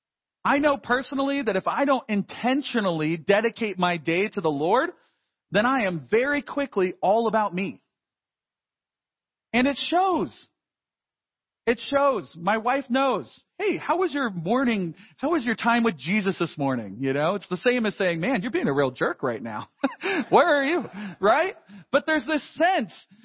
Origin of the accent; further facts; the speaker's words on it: United States; as American Christians